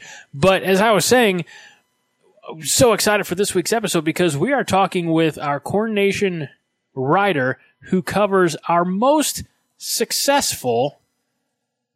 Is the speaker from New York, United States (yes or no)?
no; Southern Illinois, United States; moved away; also born or lived in Chadron, Nebraska; growing up in Southern Illinois